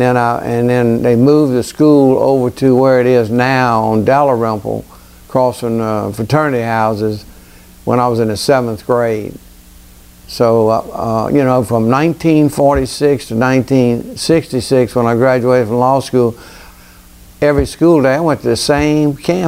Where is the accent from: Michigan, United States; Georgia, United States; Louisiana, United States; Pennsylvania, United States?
Louisiana, United States; Baton Rouge; born or raised there; also born or lived in Elizabeth, New Jersey